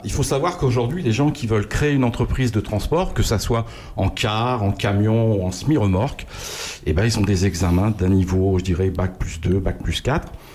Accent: Pantin, Île-de-France, France; moved away; also born or lived in Loiret; je suis né à Pantin.

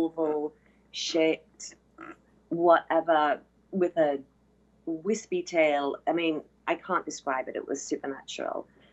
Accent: United Kingdom; moved away; I'm obviously originally from the UK. and I'm never there

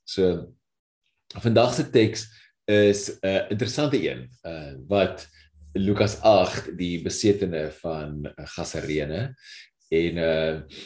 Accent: South Africa; ons eie geskiedenis as Suid-Afrikaners

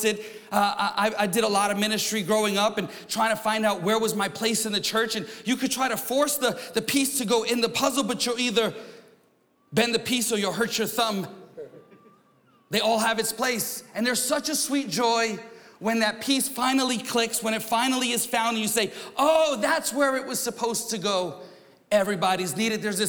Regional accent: New York, United States; I'm from New York

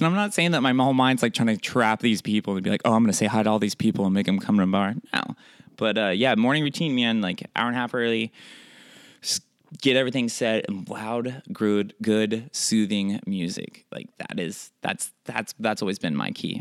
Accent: Oregon, United States; I'm from Oregon.

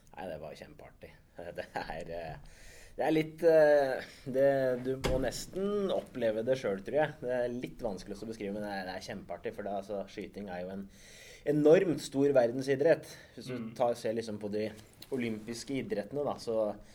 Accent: Setskog, Akershus, Norway; Setskog er jo hjembygda mi, da der jeg er, eh, jeg er født og oppvokst.

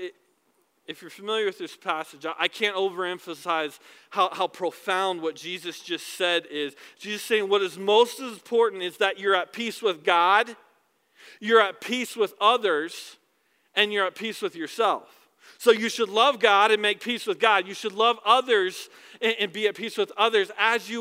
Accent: the South, United States; I was born in the South

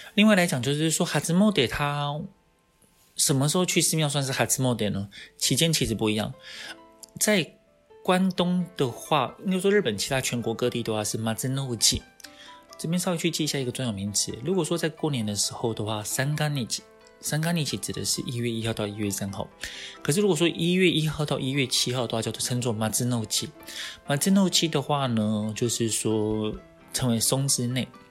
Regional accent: Taiwan; 以我们台湾人来讲的话，我们是观光客嘛

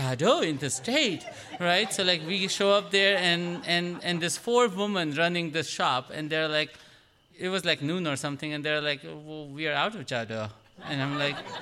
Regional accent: India; now in United States; I'm Indian

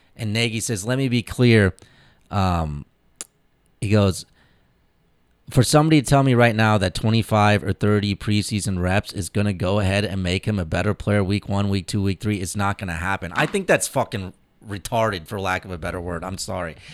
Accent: Indianapolis, Indiana, United States; I grew up in Indianapolis.

